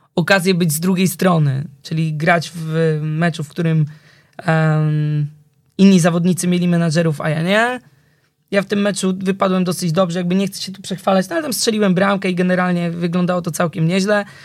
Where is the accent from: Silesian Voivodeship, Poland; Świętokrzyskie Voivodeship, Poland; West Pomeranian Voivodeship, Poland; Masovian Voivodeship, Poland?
Masovian Voivodeship, Poland; Warsaw; ja pochodzę e, z Warszawy, ale z Wawra